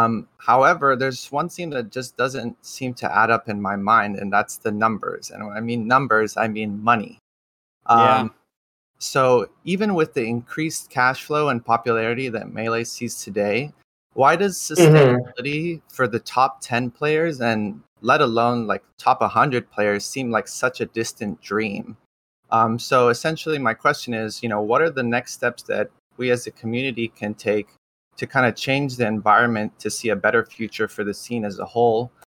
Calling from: Garden Grove, California, United States; I'm calling from SoCal, Garden Grove to be specific.

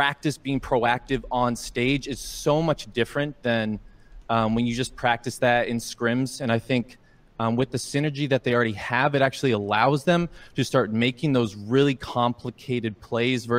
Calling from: Portland, Oregon, United States; Calling from Portland, Oregon.

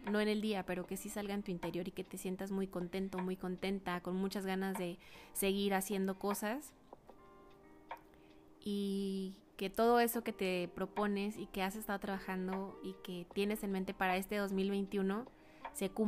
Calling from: Ciudad Juárez, Chihuahua, Mexico; mando un abrazo muy fuerte desde acá, la frontera norte del estado de Chihuahua, Ciudad Juárez.

